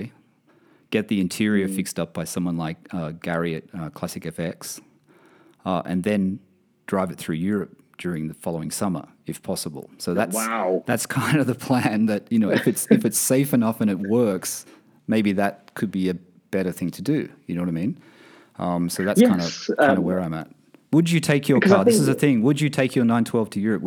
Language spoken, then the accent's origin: English; Australia; also born or lived in London; now in Bahrain; I'm from Australia originally, and I have my 911s in Australia with our apartment in Australia. So I live in Bahrain